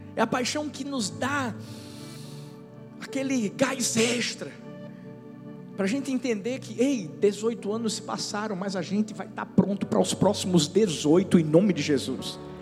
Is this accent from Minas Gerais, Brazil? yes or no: no; São Paulo, Brazil; now in Paulista, Brazil; Tem gente que me viu crescer aqui, Bruninha. Crescemos juntos lá já em São Paulo